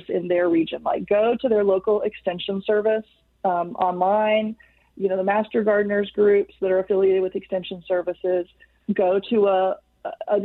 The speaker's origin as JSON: {"language": "English", "region": "Texas", "country": "United States", "said": "I'm from Texas"}